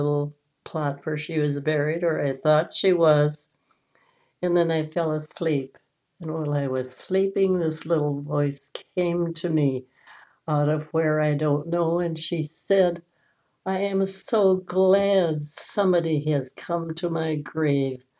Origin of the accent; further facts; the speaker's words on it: Aitkin, Minnesota, United States; when I was growing up in Aitkin, about that wonderful little town up north